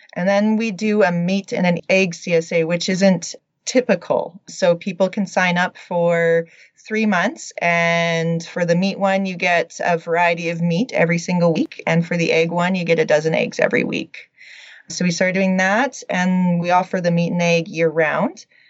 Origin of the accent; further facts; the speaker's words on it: Radium Hot Springs, British Columbia, Canada; moved away as an adult; also born or lived in Lethbridge, Alberta / Edmonton, Alberta; now in Alberta, Canada; I'm originally from Radium Hot Springs, BC. I grew up a small town country girl